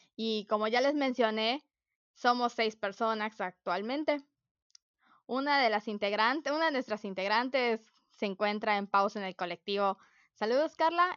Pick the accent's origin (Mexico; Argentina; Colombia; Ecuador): Mexico; Mérida, Yucatán; yo nací, mi papá vino acá hace mucho tiempo, pero yo nací en Mérida